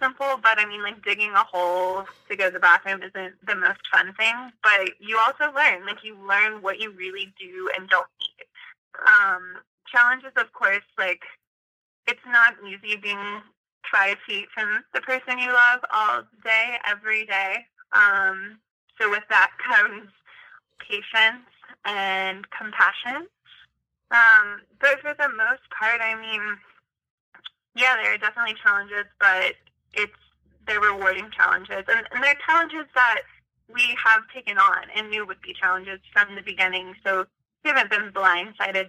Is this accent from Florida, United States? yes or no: yes; Destin, Florida, United States; our hometown, which is on the Gulf Coast in Florida, it's one of the most beautiful places I've ever seen and ever been. It's the ocean, and it's where I was born